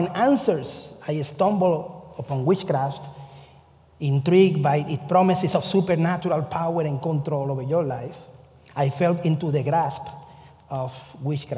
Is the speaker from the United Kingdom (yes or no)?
no; Cuba; moved away as an adult; also born or lived in Kentucky, United States; now in United States; I come from the Methodist Church in Cuba. And when I came here, I was looking for the Methodist Church here in the United States